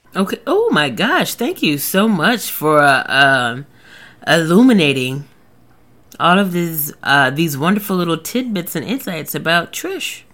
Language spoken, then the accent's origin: English; the South, United States; I am from the South. I've lived in the South my whole life